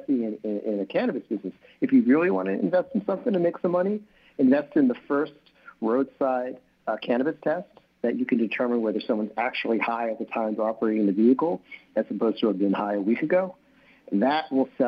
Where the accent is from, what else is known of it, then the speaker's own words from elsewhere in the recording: New York, United States; I'm a New Yorker